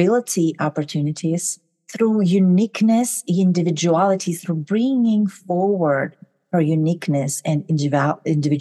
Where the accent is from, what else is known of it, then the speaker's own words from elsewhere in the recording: Kazakhstan; moved away as an adult; now in United States; I'm originally from Kazakhstan. I moved to the US about 20 years ago.